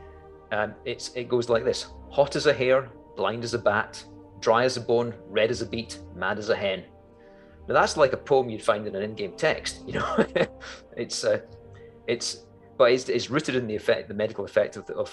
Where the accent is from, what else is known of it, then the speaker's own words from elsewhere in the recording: Scotland, United Kingdom; as a Scot, and Macbeth is actually my clan tartan